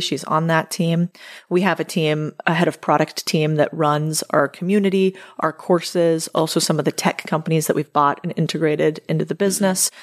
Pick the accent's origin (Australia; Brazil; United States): United States; I'm American